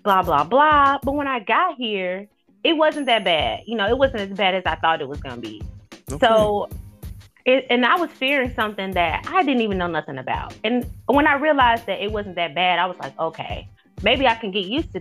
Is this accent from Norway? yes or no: no; Cincinnati, Ohio, United States; moved away; also born or lived in Alabama; I grew up in Cincinnati